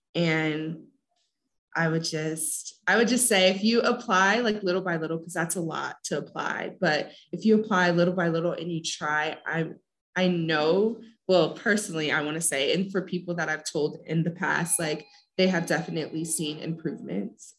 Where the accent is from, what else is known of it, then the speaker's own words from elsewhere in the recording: South Bend, Indiana, United States; moved away as an adult; now in Puebla, Mexico; I'm also from South Bend